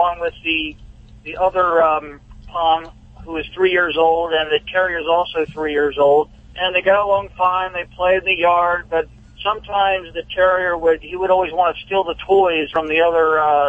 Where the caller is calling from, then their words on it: Rockville, Maryland, United States; Yes, I'm here in Rockville, Maryland.